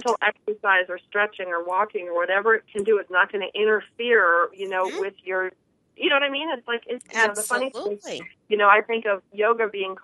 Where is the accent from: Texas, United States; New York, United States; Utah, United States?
New York, United States; Buffalo; moved away; growing up in Buffalo